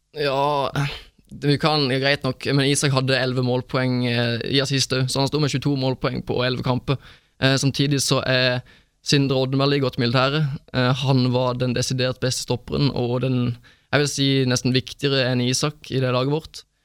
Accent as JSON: {"language": "Norwegian", "region": "Sørlandet", "country": "Norway", "moved": "yes", "said": "Jeg var kun hjemme på Sørlandet i år"}